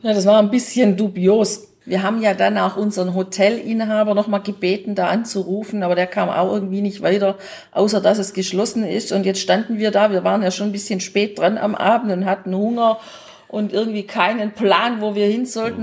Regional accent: Germany; bei uns in Deutschland

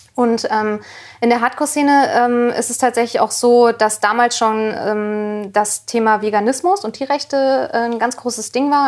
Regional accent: near Kassel, North Hesse, Germany; in, in der Nähe von Kassel

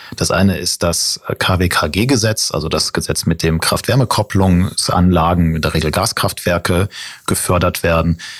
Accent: North Rhine-Westphalia, Germany; ich bin nämlich groß geworden am Niederrhein

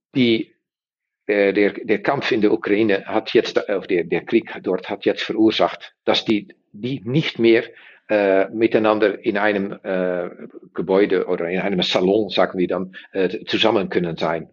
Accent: Netherlands; German is a second language; wir sind Niederländer

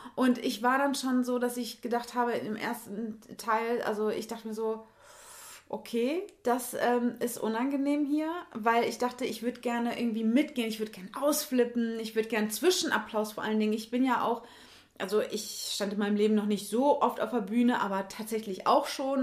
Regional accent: North Rhine-Westphalia, Germany; Ich bin auch Ostwestfälin und wir sind ja beide von hier sozusagen

